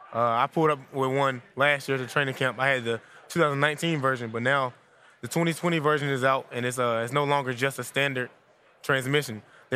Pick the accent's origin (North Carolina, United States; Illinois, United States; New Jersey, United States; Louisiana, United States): North Carolina, United States; born or raised there